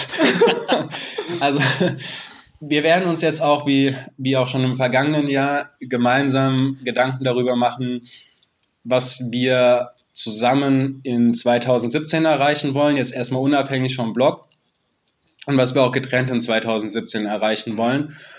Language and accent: German; near Frankfurt, Hesse, Germany; ich bin in der Nähe von Frankfurt geboren mhm. und lebe seitdem auch hier